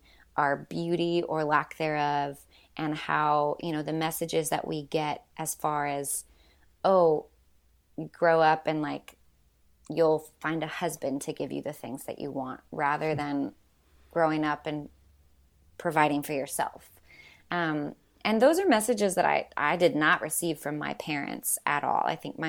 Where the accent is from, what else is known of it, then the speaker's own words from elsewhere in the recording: Washington, United States; now in Nashville, United States; And I grew up mostly in Washington State through the military. We always got stationed back there.